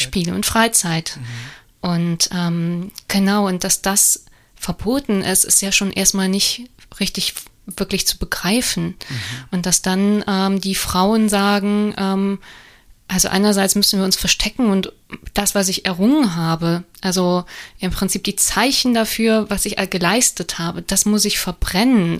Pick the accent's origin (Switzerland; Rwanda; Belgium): Belgium; moved away; also born or lived in Offenbach; So, ich darf das sagen als Belgierin